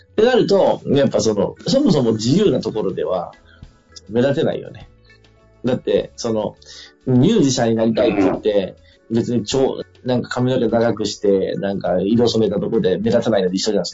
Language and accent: Japanese; Fukui, Japan; 地元では福井県の教育委員会と組んで